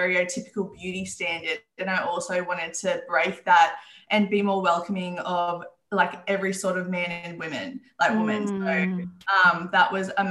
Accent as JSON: {"language": "English", "town": "Newcastle", "region": "New South Wales", "country": "Australia", "tie": "born or raised there", "said": "I grew up in Newcastle. I'm still here"}